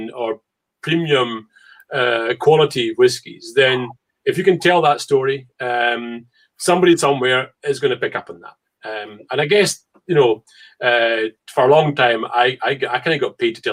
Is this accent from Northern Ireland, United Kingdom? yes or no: no; Port Charlotte, Scotland, United Kingdom; moved away as an adult; now in France; I was born and brought up in Isla.